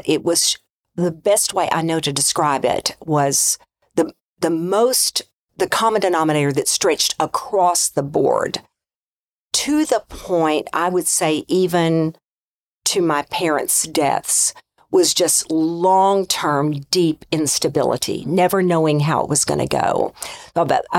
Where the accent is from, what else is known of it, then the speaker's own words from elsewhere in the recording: Arkansas, United States; I grew up in Arkansas in a family of eight.